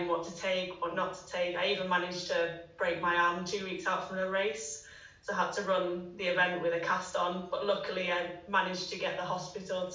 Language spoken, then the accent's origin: English; Manchester, North West England, United Kingdom; now in Teddington, United Kingdom; I'm originally from Manchester, but moved back down to the south sort of last year.